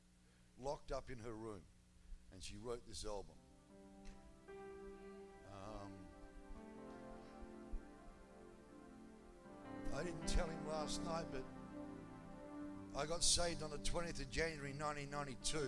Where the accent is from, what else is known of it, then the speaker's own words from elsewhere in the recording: Australia; I'm an Australian